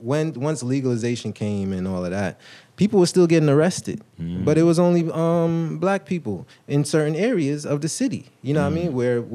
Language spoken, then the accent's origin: English; New York, United States; I'm from New York. I was born in New York.